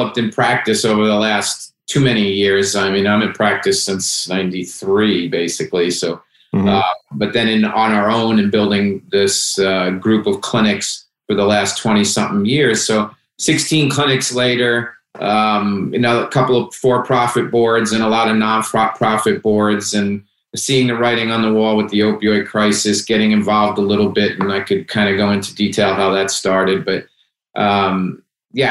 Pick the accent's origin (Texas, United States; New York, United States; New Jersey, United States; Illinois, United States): New Jersey, United States; Hackensack; I came from Hackensack, New Jersey. It's Italian neighborhood. My family lived in five houses within walking distance, and we lived on a corner